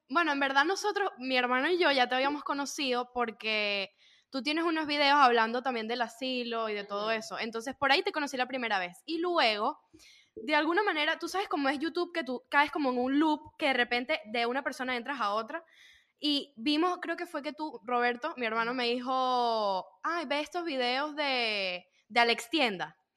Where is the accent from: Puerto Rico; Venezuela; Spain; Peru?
Venezuela; Valencia, Carabobo; Ariana y yo somos de Valencia